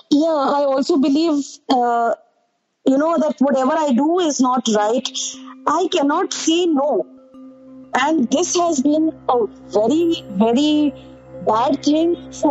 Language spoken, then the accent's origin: English; India; you're recognized state-wise, not so much as overall being an Indian, and that is a problem for me because I don't know for which state I belong